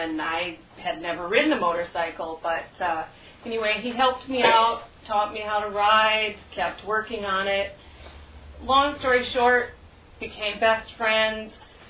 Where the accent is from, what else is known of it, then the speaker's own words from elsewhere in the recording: United States; also born or lived in Thailand; being an American